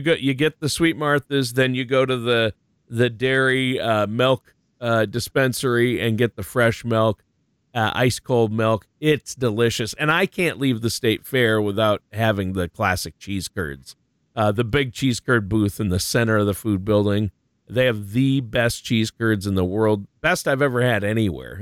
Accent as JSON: {"language": "English", "town": "Worthington", "region": "Minnesota", "country": "United States", "tie": "born or raised there", "said": "I was born and raised in Worthington, which is in the southwestern corner of the state."}